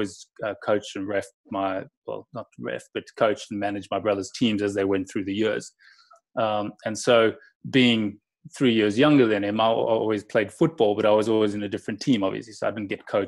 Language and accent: English; Johannesburg, Gauteng, South Africa; moved away; also born or lived in England; So South Africa I still call home